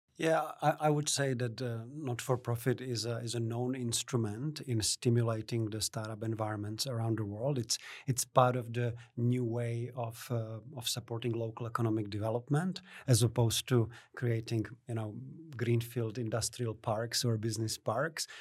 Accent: Czechia; moved away as an adult; also born or lived in Hamilton, New Zealand; now in Canberra, Australia; from the Czech Republic, where I'm originally from. I was born in Czechoslovakia.

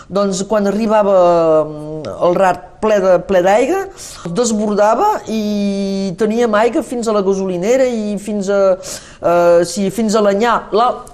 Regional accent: Saint-Nazaire, Occitania, France; el meu poble de Sant Nazari

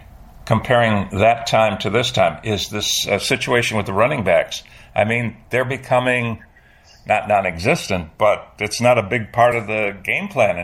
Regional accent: Cleveland, Ohio, United States; I grew up in Cleveland

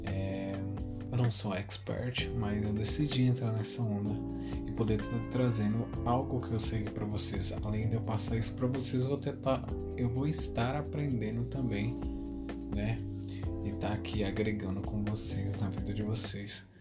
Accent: Uberlândia, Minas Gerais, Brazil; sou de Uberlândia

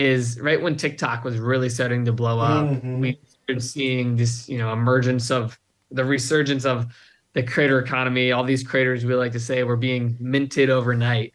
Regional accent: Virginia, United States; moved away as an adult; also born or lived in Arizona; growing up in Virginia, for context, I didn't go to college, right? I literally, a month after high school, I moved out to Arizona

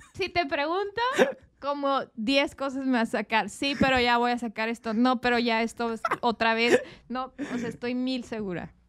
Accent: Mexico; como mexicanos somos más apapachadores

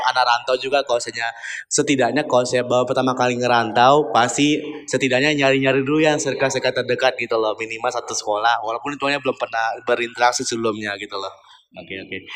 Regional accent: Sumedang, West Java, Indonesia; also born or lived in Semarang; Sunda, Sumedang.

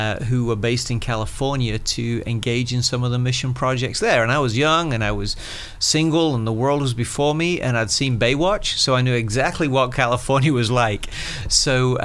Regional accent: Colchester, East of England, United Kingdom; moved away as an adult; now in Florida, United States; I was born and raised in England, and most of my family still lives there. I consider home a town called Colchester, which is about an hour northeast of London

